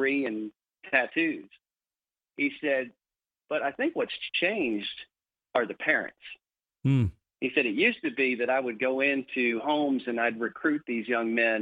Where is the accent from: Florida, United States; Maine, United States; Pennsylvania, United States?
Florida, United States; Ocala; also born or lived in Louisville, Kentucky; I was from Ocala